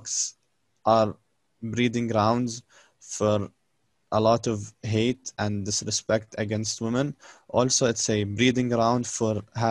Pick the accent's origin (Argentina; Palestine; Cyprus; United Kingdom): Palestine; now in United Arab Emirates; I'm also Palestinian, but I live in UAE.